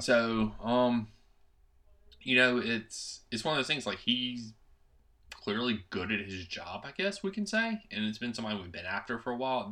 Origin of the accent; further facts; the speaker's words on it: United States; I'm an American